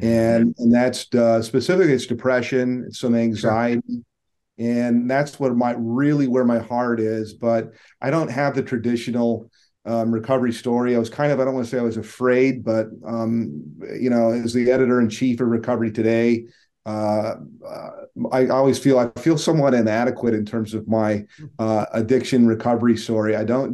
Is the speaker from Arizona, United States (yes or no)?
yes; Tucson, Arizona, United States; I grew up in Tucson